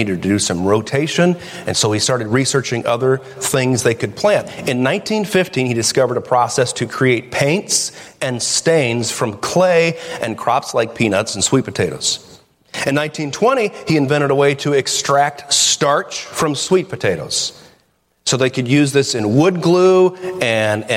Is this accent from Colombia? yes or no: no; Toledo, Ohio, United States; we're from Toledo